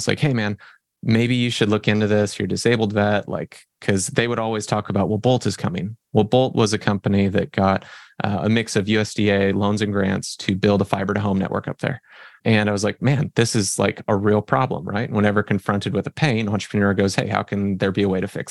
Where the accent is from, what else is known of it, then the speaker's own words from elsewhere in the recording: Fresno, California, United States; now in Oklahoma, United States; I'm originally from Fresno, California, grew up in a California ghetto and ended up moving over to Oklahoma